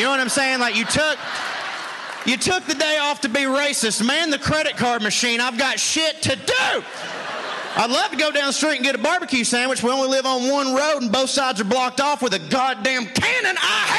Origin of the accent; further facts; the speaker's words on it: Chickamauga, Georgia, United States; my hometown of Chickamauga, Georgia